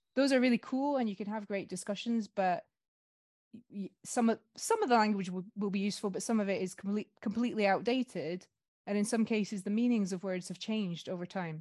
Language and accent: English; Scotland, United Kingdom; moved away as an adult; now in France; I'm also from a small Northern European country. I'm Scottish